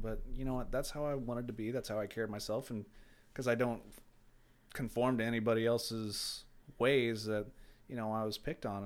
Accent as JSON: {"language": "English", "town": "Brownsburg", "region": "Indiana", "country": "United States", "tie": "born or raised there", "also_born_or_lived": "Carmel, Indiana", "said": "I was born and raised in Carmel and, uh, Clay Terrace area, and I moved to Brownsburg in ninety-five"}